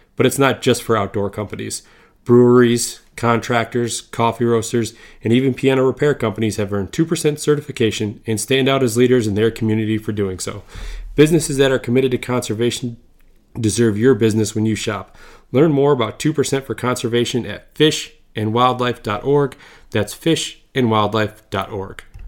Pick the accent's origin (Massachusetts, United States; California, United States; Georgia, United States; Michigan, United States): Michigan, United States; Lewiston; I grew up um, east of you, uh, small town called Lewiston